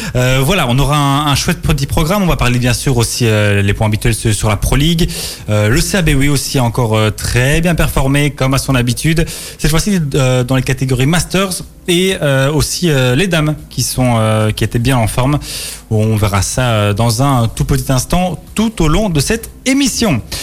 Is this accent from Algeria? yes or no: no; Belgium; chez nous, en Belgique